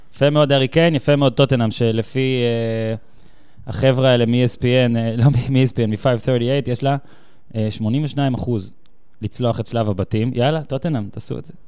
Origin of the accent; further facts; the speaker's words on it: Tel Aviv, Tel Aviv District, Israel; אני בא מישראל, מתל אביב